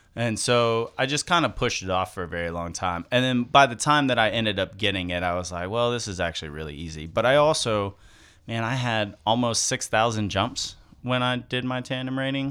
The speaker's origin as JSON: {"language": "English", "town": "Zephyrhills", "region": "Florida", "country": "United States", "tie": "born or raised there", "said": "I grew up in Zephyr Hills"}